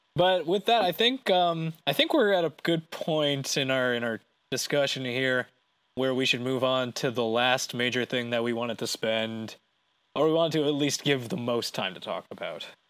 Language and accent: English; Canada; we're Canadian